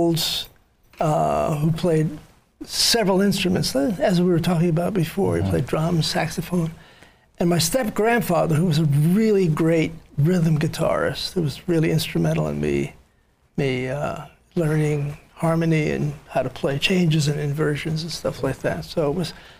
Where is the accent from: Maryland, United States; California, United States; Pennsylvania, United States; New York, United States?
New York, United States; New York City; I was born in the Bronx in a sort of a very, what they now call ghettos, but it was a very poor neighborhood.